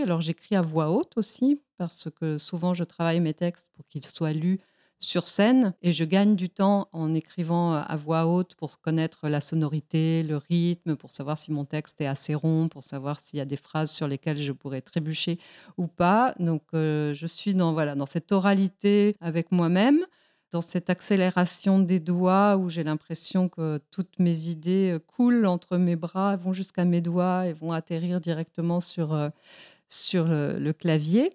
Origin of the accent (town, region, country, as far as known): Mexico; born or raised there; moved away; also born or lived in Spain